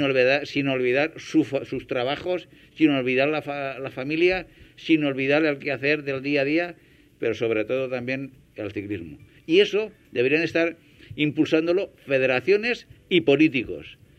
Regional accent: Hellín, Castilla-La Mancha, Spain; yo soy de Agramón, eh, que es una pedanía de Gin

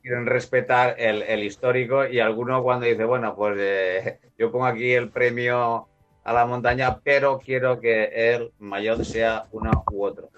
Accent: Valencian Community, Spain

